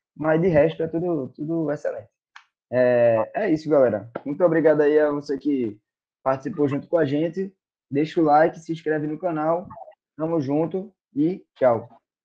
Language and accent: Portuguese; Recife, Pernambuco, Brazil